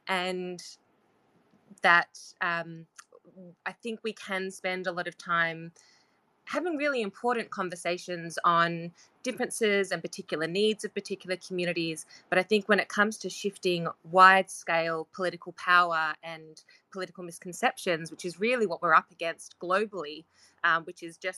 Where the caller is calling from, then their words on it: Australia; I'm calling in from Australia as well.